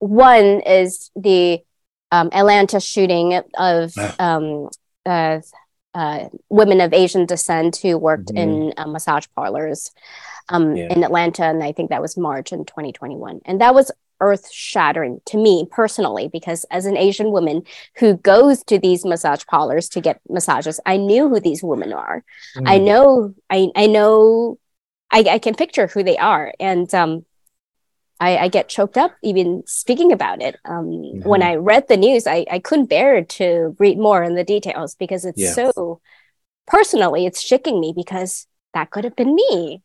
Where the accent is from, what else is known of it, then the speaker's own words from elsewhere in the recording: Guangdong, China; now in United States; I am from the southern part of China, in the Canton region or Guangdong region. So I grew up being immersed in the Cantonese culture